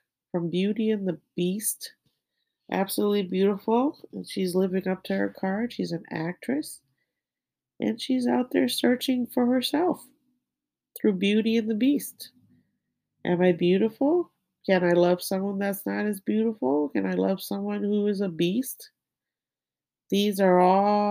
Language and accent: English; Thailand; And I'm from Thailand